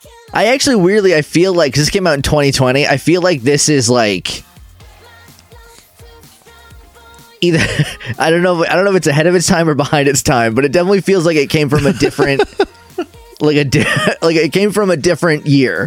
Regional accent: New England, United States; because I grew up in New England

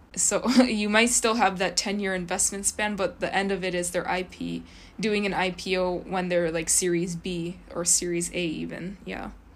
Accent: Kyoto, Japan; I grew up in Kyoto

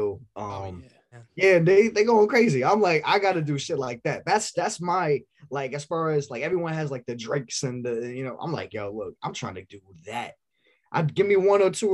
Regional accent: New York City, New York, United States; We're from Staten Island

